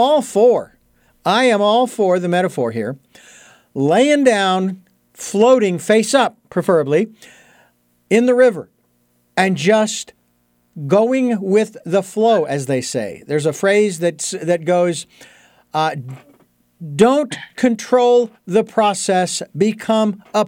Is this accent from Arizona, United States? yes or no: yes; Arizona, United States; moved away; all the way from my home state of Arizona